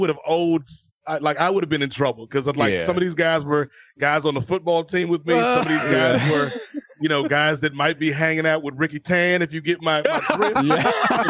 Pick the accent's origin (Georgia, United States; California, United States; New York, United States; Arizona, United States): Georgia, United States; Atlanta; I'm from Atlanta. You know, I was born in Atlanta.